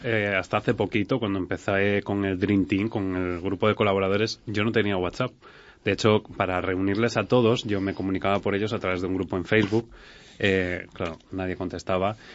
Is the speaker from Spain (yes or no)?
yes; Spain; nosotros tenemos otras mejoras o otras cosas que hacemos muy bien, como españoles